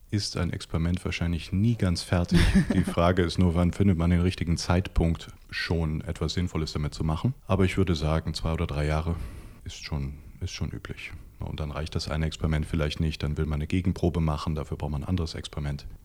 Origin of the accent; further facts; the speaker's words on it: Wuppertal, North Rhine-Westphalia, Germany; ich komme selbst aus Wuppertal.